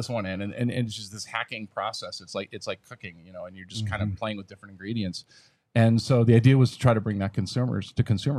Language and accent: English; Wisconsin, United States; moved away; I was from Wisconsin originally